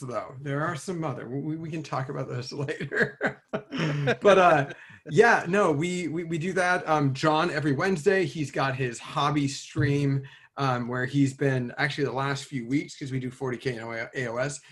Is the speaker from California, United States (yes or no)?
yes; California, United States; also born or lived in Cincinnati, Ohio; I grew up in California, but like I moved there when I was three